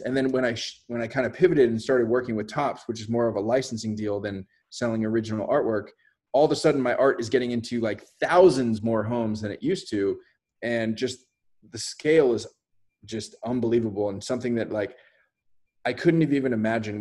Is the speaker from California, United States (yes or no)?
yes; Bay Area, just north of San Francisco, California, United States; I grew up in the Bay Area, just north of San Francisco.